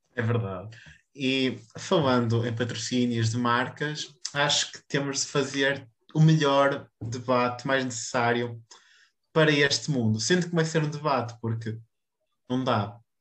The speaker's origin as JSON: {"language": "Portuguese", "town": "Pinheiros", "country": "Portugal", "tie": "born or raised there", "said": "a minha terrinha"}